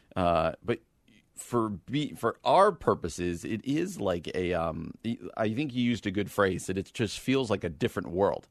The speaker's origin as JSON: {"language": "English", "town": "Chicago", "region": "Illinois", "country": "United States", "said": "I'm from Chicago."}